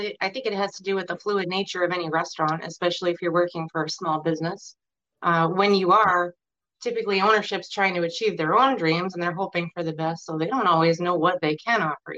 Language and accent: English; Manchester, New Hampshire, United States; I'm from Manchester, New Hampshire, which is technically a suburb of Boston.